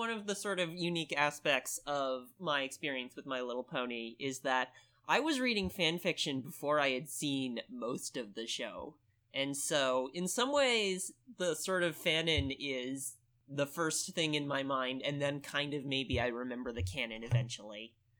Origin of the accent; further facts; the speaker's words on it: Midwest, United States; accent: Midwestern; Caravel over here really likes my Midwestern accent.